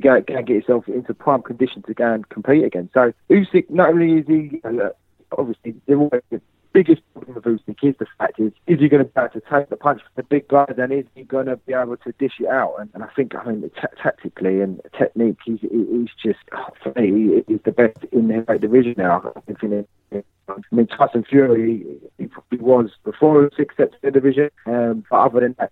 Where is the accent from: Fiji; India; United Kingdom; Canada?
United Kingdom; England; I'm a Brit. You know, I'm English